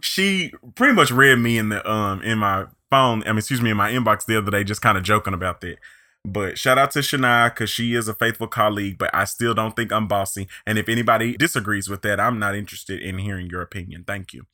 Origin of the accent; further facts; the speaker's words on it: near Pine Bluff, Arkansas, United States; moved away; Little Old Pine Bluff, Arkansas, which is real close to my hometown